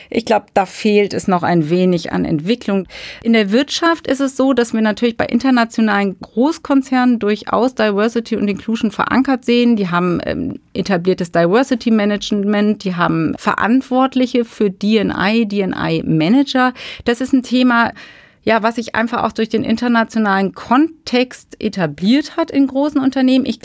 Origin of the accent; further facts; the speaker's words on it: Germany; Und ja, da sind wir nicht so sehr begeistert von als Deutsche.